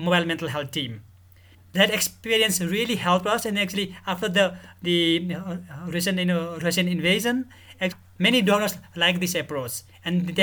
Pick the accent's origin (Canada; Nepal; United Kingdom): Nepal; I'm from Nepal.